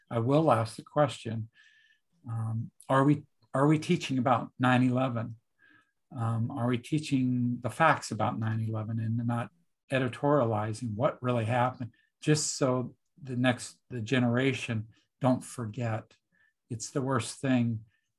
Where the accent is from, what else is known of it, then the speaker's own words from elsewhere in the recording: United States; as an American